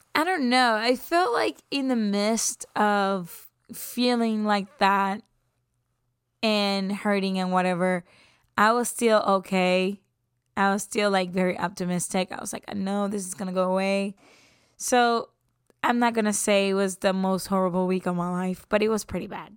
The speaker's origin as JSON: {"language": "English", "town": "San Juan", "country": "Puerto Rico", "tie": "born or raised there", "moved": "yes", "said": "I'm from San Juan, Puerto Rico. And I've been there since I took my first breath"}